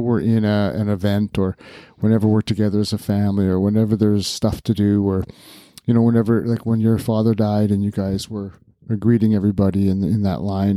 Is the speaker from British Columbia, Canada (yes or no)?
yes; New Westminster, British Columbia, Canada; I was born in June of nineteen sixty-seven in New Westminster, B C